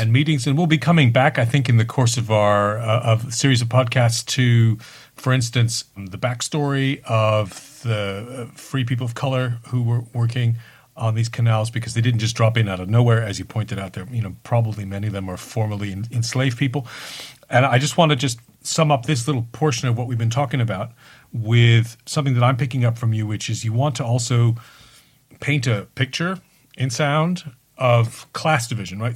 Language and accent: English; United Kingdom; I'm too British.